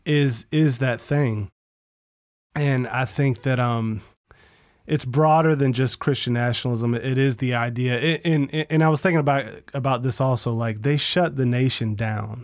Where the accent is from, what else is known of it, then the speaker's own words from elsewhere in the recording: Florida, United States; growing up in Florida